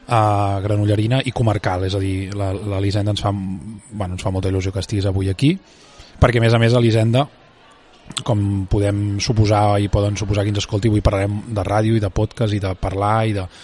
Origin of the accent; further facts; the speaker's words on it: Vallès Oriental, Catalonia, Spain; Soc molt del Vallès Oriental, jo ets molt, molt ultralocal, molt ultra, ultracomarcal